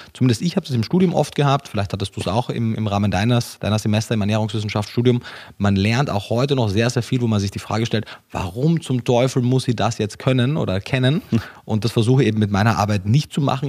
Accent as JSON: {"language": "German", "country": "Austria", "tie": "born or raised there", "also_born_or_lived": "Germany", "moved": "yes", "said": "Ich bin gebürtiger Österreicher, habe aber auch lange Zeit in Deutschland gelebt"}